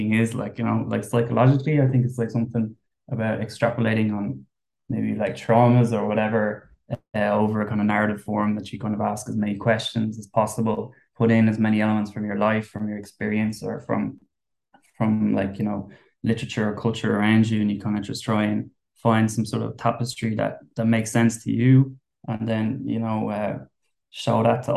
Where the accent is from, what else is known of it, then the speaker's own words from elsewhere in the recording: Wicklow, Leinster, Ireland; I'm from Wicklow